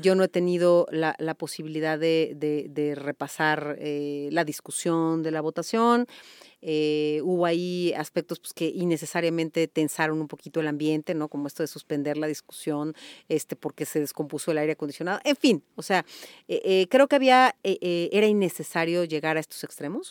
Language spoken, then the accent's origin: Spanish; Mexico; como abogada, pero sobre todo como mexicana